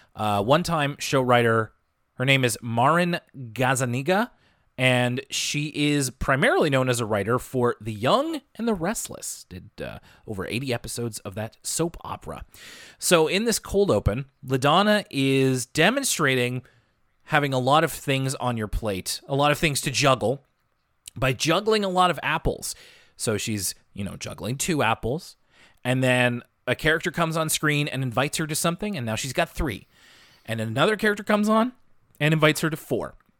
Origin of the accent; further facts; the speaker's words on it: Halifax, Nova Scotia, Canada; I'm from Halifax